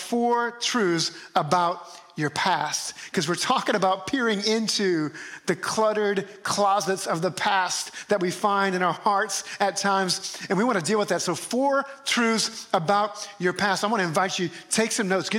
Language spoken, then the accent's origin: English; New Orleans, Louisiana, United States; moved away; my hometown of New Orleans where I grew up